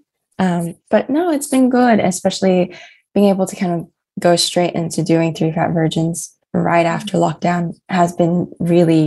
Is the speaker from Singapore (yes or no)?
yes; Singapore; moved away as an adult; now in Sydney, Australia; I'm from Singapore